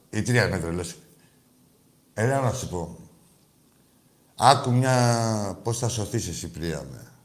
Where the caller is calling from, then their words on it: Thessaloniki, Central Macedonia, Greece; από Θεσσαλονίκη.